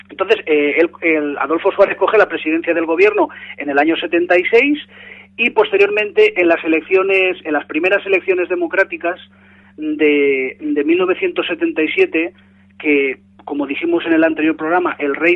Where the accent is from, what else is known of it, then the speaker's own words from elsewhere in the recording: Valencian Community, Spain; en todo el país, incluso en nuestra querida Valencia, ya que somos de aquí de Levante